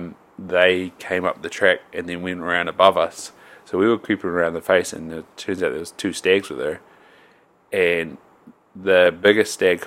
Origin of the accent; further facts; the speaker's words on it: Invercargill, Southland, New Zealand; now in North Island, New Zealand; I grew up in Southland and there's like five great walks